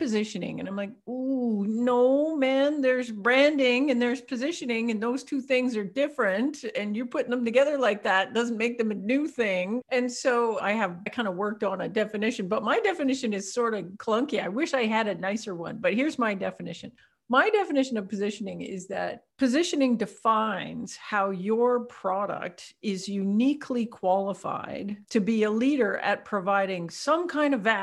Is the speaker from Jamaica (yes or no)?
no; Canada; I'm Canadian.